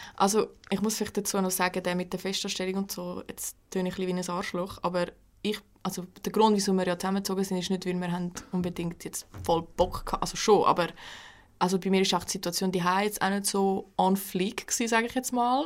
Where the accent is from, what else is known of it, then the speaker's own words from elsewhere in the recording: Switzerland; also born or lived in Aargau; ich bin ja Schweizerin